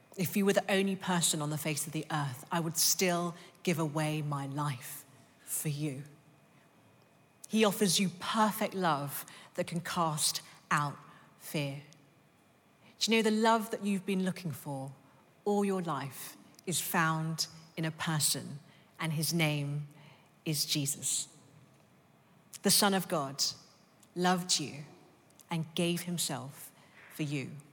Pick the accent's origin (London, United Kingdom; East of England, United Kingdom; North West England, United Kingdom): London, United Kingdom; I was born in East London, and then I grew up in North London